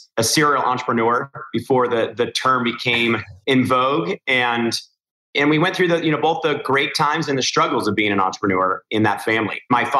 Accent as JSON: {"language": "English", "town": "Newport Beach", "region": "California", "country": "United States", "tie": "born or raised there", "said": "growing up in Newport Beach, California"}